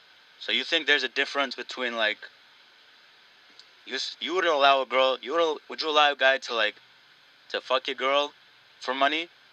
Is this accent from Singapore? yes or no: no; Nepal; I'm from Nepal, yeah.